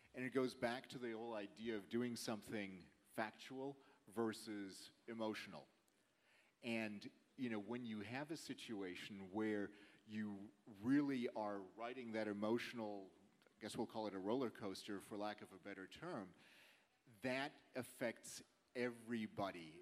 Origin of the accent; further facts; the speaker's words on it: California, United States; I was born there